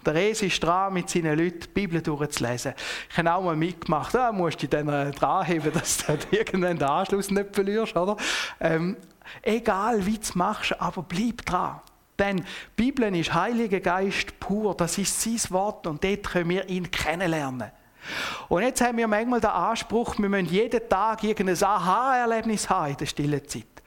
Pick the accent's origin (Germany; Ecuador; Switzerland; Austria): Switzerland; als Schweizer